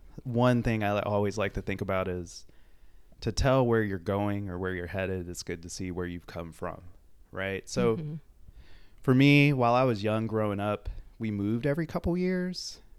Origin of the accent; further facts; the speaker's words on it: Baltimore, Maryland, United States; born there; So I was born in Baltimore, Maryland. Actually never lived there.